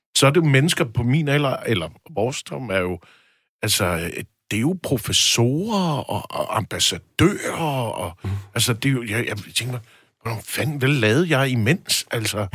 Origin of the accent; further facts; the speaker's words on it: Aarhus, Central Denmark Region, Denmark; moved away; jeg var i Aarhus, Øh, hvor jeg kommer fra